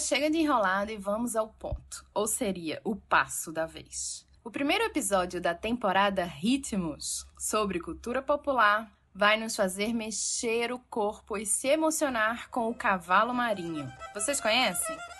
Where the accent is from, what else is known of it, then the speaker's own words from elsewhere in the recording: Pernambuco, Brazil; mesmo sendo pernambucana